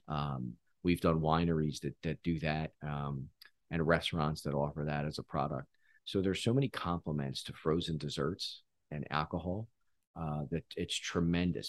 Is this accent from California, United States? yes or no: no; Philadelphia, Pennsylvania, United States; I grew up in Philly